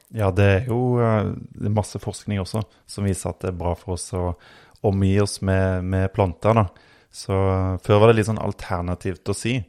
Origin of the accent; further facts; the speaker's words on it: Østfold, Norway; accent: Rogaland dialect; also born or lived in Oslo / Rogaland; now in Hadeland, Norway; Jeg eh, vokste opp eh, veldig grønne omgivelser på bondelandet i Østfold. Selv om jeg har litt rogalandsdialekt, så, så er det jo der min familie kommer fra